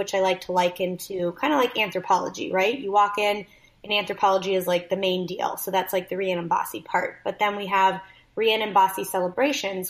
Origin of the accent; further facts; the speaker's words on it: Canada; moved away as an adult; I'm also Canadian